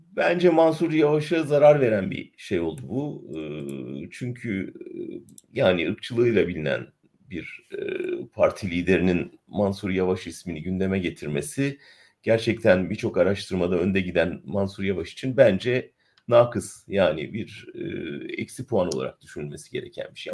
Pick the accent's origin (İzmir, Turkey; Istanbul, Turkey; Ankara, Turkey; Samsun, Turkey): Ankara, Turkey; ben Ankaralıyım, Ankara'da ailem var